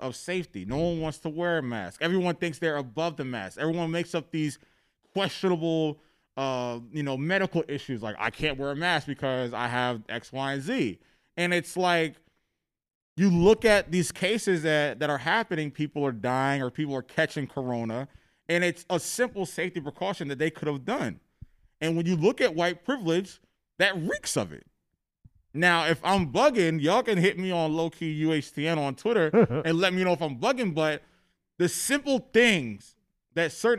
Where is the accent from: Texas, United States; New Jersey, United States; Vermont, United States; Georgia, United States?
New Jersey, United States; when I was a young black child growing up in New Jersey